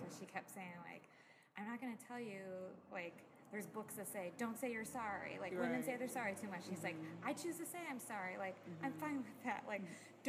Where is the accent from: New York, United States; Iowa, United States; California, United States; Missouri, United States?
Iowa, United States; moved away as an adult; also born or lived in Chicago / Tennessee; I grew up in Iowa